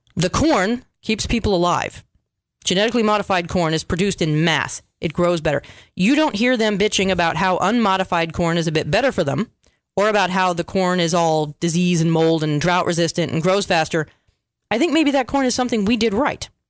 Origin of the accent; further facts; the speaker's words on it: United States; we Americans